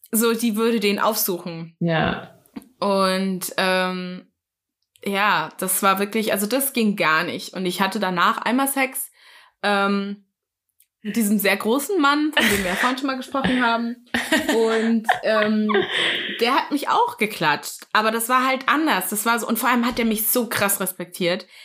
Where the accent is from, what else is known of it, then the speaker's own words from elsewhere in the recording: Hesse, Germany; moved away; also born or lived in Hamburg; ich komme aus Hessen.